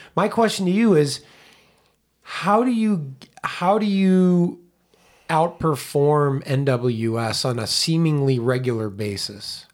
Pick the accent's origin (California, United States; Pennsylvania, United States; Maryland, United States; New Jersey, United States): Pennsylvania, United States; Pittsburgh; moved away as an adult; also born or lived in Indiana; I grew up in Pittsburgh on the opposite side of Pennsylvania